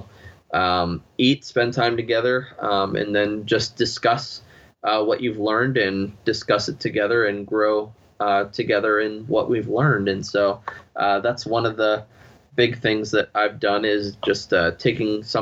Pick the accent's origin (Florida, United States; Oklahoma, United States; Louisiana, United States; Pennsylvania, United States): Pennsylvania, United States; moved away; I felt God was calling me back to Pennsylvania, my home state